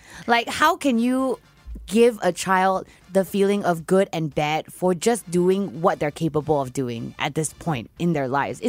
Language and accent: English; Perth, Western Australia, Australia; now in Singapore; I grew up in Perth. We lived in, like, a big house